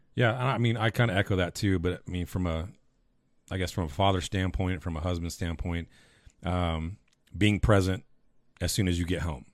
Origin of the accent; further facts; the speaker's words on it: Taft or Bakersfield, California, United States; moved away as an adult; now in Texas, United States; growing up in Taft or Bakersfield